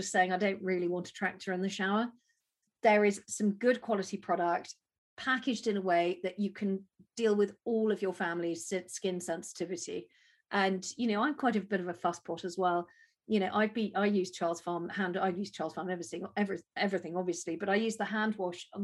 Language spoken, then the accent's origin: English; United Kingdom; we're British